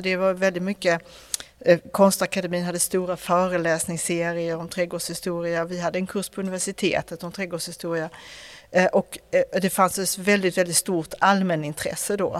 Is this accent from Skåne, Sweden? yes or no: yes; Skåne, Sweden; jag är från Skåne